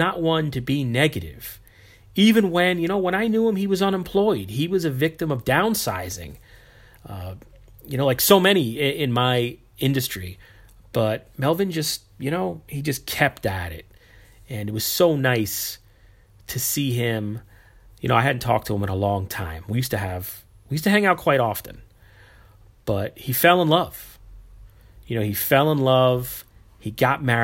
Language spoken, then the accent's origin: English; New York, United States; I'm from New York too, but not the city. I'm an hour north.